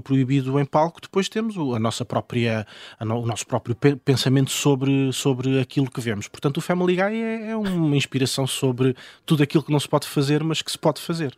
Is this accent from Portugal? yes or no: yes; Loulé, Algarve, Portugal; now in Lisbon, Portugal; eu sou de Lolé e vivo na Duque de Lolé